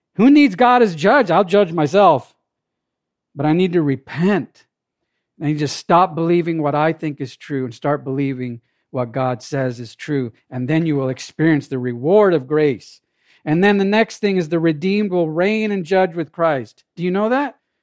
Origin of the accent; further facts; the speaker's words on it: Jamaica; now in United States; I wasn't born in this country, I was born in Jamaica.